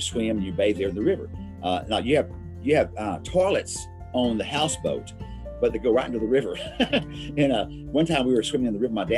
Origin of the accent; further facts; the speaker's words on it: Lake Charles, Louisiana, United States; I grew up in Lake Charles, Louisiana, really in the swamps.